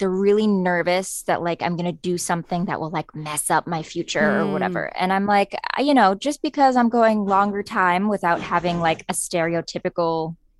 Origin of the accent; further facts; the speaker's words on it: Scottsburg, Indiana, United States; I'm from Southern Indiana, a little town called Scottsburg. It's 20 minutes north of Louisville, Kentucky.